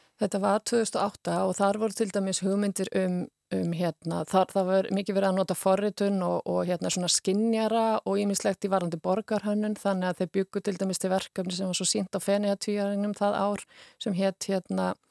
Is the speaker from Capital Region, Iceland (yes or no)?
no; Húsavík, Northeastern Region, Iceland; ég kem frá Húsavík er, er fætt á Húsavík